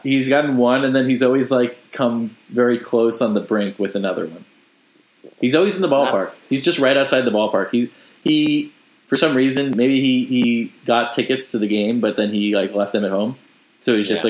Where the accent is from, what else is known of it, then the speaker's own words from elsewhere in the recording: United States; accent: American; my accent I clearly have you know like an American accent